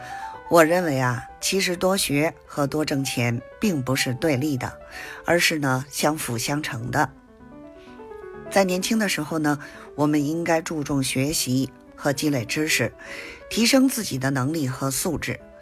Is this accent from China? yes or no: yes; Beijing, China; 咱们下期节目再